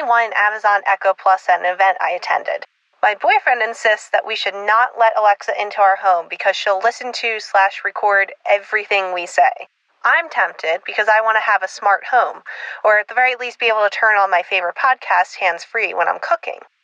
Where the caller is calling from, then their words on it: Drexel Hill, Pennsylvania, United States; I'm calling from Drexel Hill, Pennsylvania